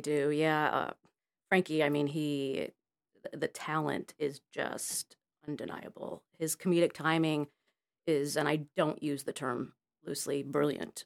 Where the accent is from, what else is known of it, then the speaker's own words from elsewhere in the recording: Connecticut, United States; moved away as an adult; also born or lived in Florida / New York; now in Los Angeles, United States; I was raised in Connecticut